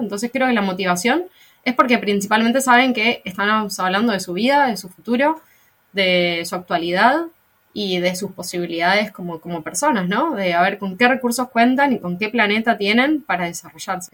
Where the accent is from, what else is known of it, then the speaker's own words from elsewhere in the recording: Argentina; soy de Argentina